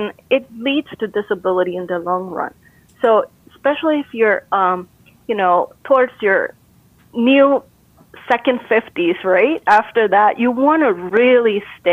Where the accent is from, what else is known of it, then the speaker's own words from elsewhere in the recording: Costa Rica; moved away; I'm originally from Costa Rica.